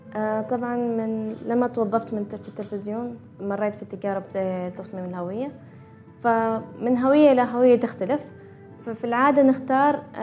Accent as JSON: {"language": "Arabic", "country": "Oman", "said": "احنا في عمان عندنا اكثر من ولاية وفي كل ولاية عندنا لبسنا الخاص"}